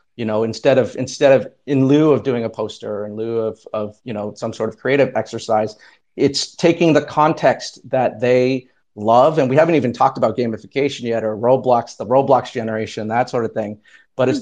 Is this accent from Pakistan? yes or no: no; Canada; now in New Jersey, United States; I am also Canadian